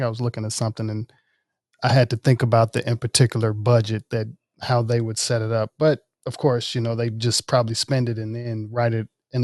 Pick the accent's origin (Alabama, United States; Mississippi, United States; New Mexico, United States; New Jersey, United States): Mississippi, United States; Jackson; also born or lived in Oxford, Mississippi; I was born in Oxford, raised in Jackson